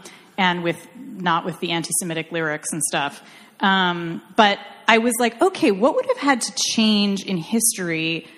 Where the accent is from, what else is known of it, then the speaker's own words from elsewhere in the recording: Irvine, California, United States; I'm from Irvine.